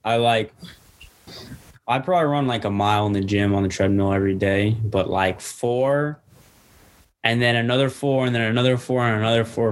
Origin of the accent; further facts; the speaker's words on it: Norwalk, Connecticut, United States; Norwalk made me who I am. Norwalk is my home